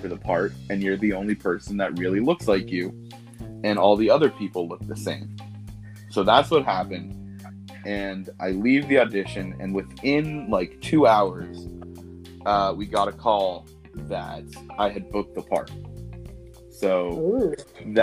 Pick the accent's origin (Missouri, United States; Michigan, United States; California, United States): California, United States; Los Angeles; I'm from Los Angeles, California. I grew up here, born and raised